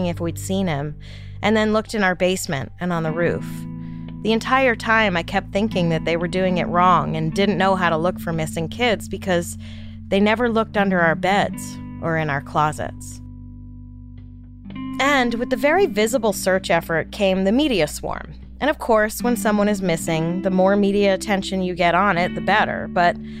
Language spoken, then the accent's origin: English; New York City, New York, United States; growing up in New York City, my friends and I kinda had free rein over our neighborhood